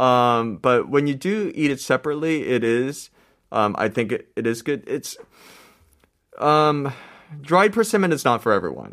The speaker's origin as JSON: {"language": "English", "country": "United States", "tie": "born or raised there", "moved": "yes", "said": "I grew up in America"}